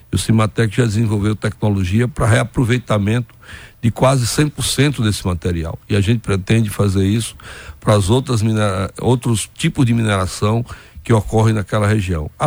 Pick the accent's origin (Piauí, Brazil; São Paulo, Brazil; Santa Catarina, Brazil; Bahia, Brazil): Piauí, Brazil; interior of; moved away; sou lá do interior do Piauí, do sertão do Nordeste